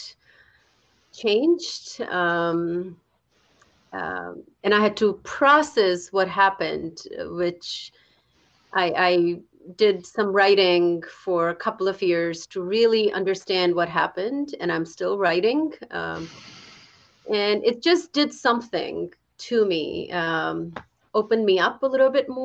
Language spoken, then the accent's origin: English; India; moved away as an adult; now in United States; I grew up in India, and I was 22 and I moved to United States for higher studies and work